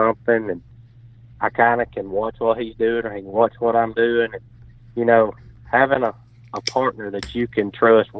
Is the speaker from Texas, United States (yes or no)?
no; North Alabama, United States; growing up in North Alabama